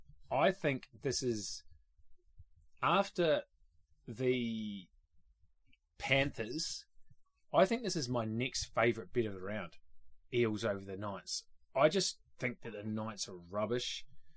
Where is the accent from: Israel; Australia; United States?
Australia; Cessnock, New South Wales; I grew up in Cessnock.